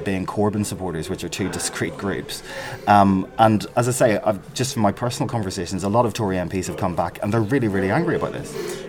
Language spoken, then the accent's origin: English; London, United Kingdom; whenever you go out of London, as a Londoner